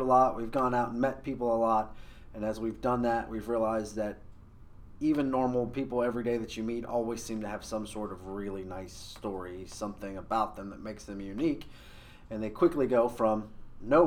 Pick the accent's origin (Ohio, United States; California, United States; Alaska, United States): Ohio, United States; Cincinnati; also born or lived in Beaumont, Texas / Newtonsville, Ohio; I grew up on the east side of Cincinnati, but I wasn't born in Ohio. I was born in Texas, and I lived there for almost